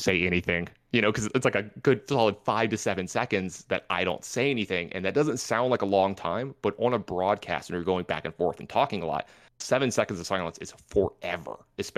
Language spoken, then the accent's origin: English; the South, United States; something in general, y'all, you know, because I'm from the South.